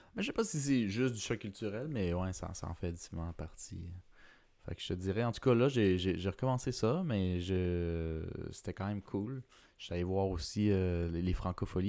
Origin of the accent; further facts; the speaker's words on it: Quebec, Canada; je suis québécois, puis latino